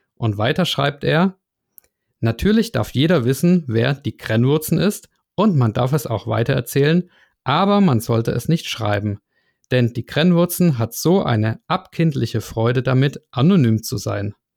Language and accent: German; Germany; aber wir Piefkes, wie äh, ihr uns ja nennt, uns Deutschen